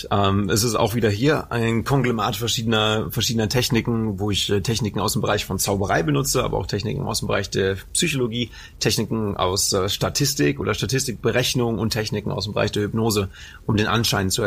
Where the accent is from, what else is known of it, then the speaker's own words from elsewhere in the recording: Anholt, North Rhine-Westphalia, Germany; Habe ich in meiner Heimatstadt gemacht. Also ich komme aus Anhold ursprünglich und dann, naja, in der nächstgrößeren Stadt Bocholt habe ich getanzt